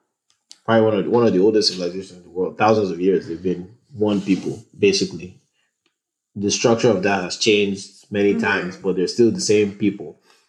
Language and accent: English; Edo, Nigeria; English is a second language; Like within Edo State, for instance, I'm Itsako and I'm different from a Benin person.